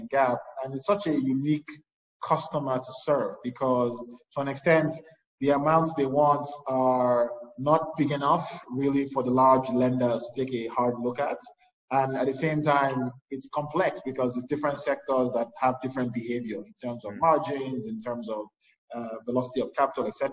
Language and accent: English; Nigeria; I grew up in Nigeria